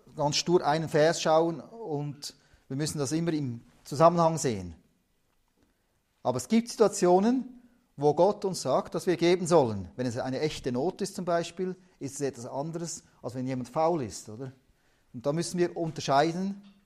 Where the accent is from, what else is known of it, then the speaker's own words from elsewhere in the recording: Switzerland; also born or lived in Tajikistan; Schweiz hier sind wir ja nicht reich